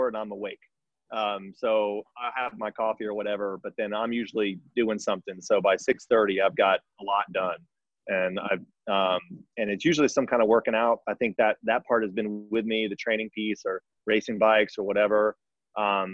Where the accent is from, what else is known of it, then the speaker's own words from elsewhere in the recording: Richardson, Texas, United States; I grew up in Richardson, Texas.